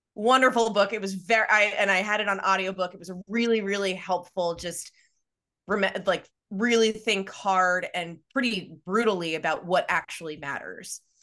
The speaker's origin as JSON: {"language": "English", "area": "Long Island", "region": "New York", "country": "United States", "tie": "born or raised there", "also_born_or_lived": "Pennsylvania", "said": "I grew up on Long Island"}